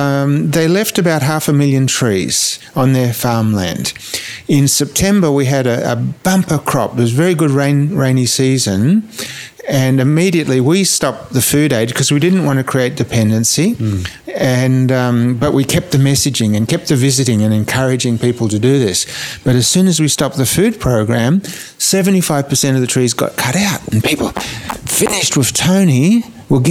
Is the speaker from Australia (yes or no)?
yes; Australia; moved away as an adult; also born or lived in Niger; my experience growing up in Australia